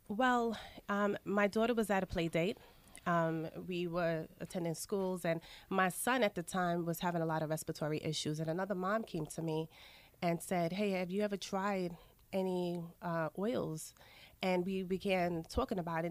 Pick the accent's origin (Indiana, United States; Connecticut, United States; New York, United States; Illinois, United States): New York, United States; New York City; also born or lived in Saint Lucia; My family is from the Caribbean, specifically Saint Lucia, but I was raised in Queens